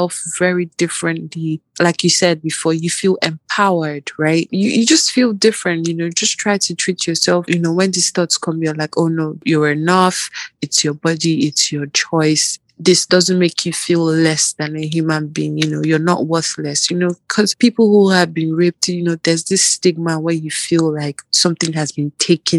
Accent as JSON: {"language": "English", "country": "Nigeria", "tie": "born or raised there", "moved": "as an adult", "said": "I grew up basically in Nigeria and all that. Part of my university was in Nigeria"}